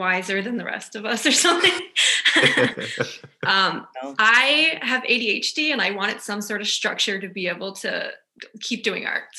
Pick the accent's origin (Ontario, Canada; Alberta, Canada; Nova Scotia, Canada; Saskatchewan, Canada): Nova Scotia, Canada; Glace Bay; I grew up in Cape Breton in Glace Bay.